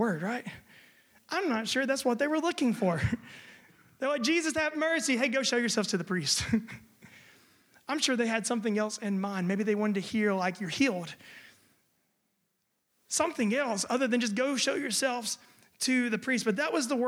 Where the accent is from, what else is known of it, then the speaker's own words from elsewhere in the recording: United States; now in Germany; I'm American